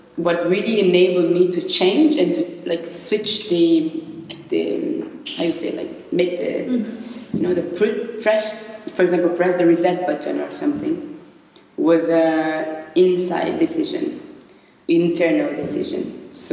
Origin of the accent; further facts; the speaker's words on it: São Paulo, Brazil; moved away as an adult; also born or lived in Barcelona; now in Berlin, Germany; I was born in Brazil and I lived my whole life in São Paulo.